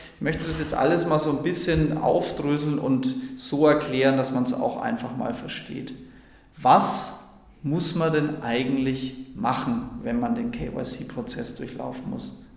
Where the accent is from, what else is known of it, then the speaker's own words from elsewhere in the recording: Franconia, Bavaria, Germany; ich komme ja nicht aus Bayern, sondern aus Franken